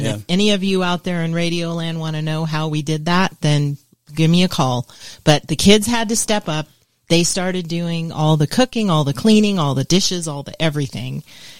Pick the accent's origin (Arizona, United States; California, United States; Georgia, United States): California, United States; Del Mar; moved away; also born or lived in Rancho Santa Fe, California / Oklahoma; So I was raised in Southern California, grew up on the beaches of Del Mar. We had a home on the beach and we had a ranch in Rancho Santa Fe. It was a thoroughbred ranch. That's where I was raised.